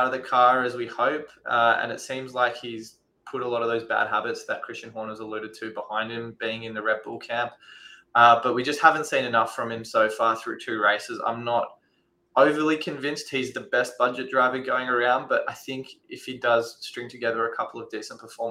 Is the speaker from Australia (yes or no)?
yes; Australia; as an Australian